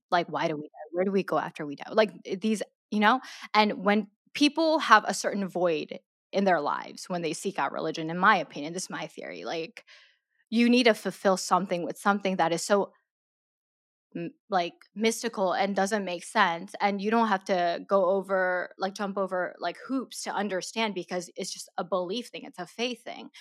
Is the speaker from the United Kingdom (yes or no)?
no; Maryland, United States; also born or lived in South Korea; I was born in Korea, my family, uh, my mom, dad, and my older sister, we immigrated to Maryland, um, when I was six, seven years old